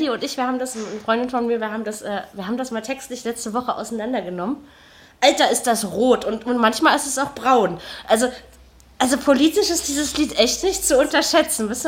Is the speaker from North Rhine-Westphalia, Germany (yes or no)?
no; Berlin, Germany; Ja, weil man das als Berliner nicht macht.